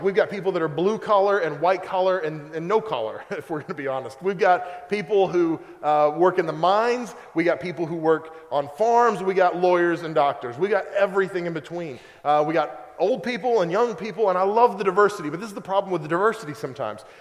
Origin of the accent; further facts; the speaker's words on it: Oklahoma, United States; moved away; I'm from Oklahoma